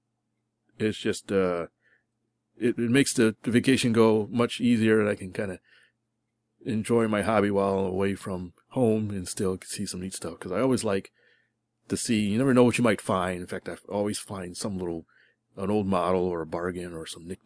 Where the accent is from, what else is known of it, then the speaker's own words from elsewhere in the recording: Connecticut, United States; now in Houston, United States; Since I am actually from Connecticut, I went up there to visit friends and family